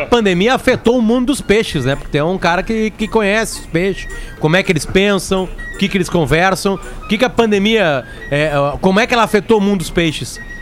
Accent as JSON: {"language": "Portuguese", "country": "Brazil", "said": "sou brasileiro"}